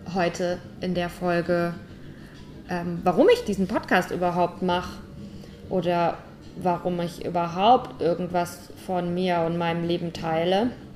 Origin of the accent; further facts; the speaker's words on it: St. Leon-Rot, Baden-Württemberg, Germany; moved away as an adult; Ich komme aus St. Leon Roth.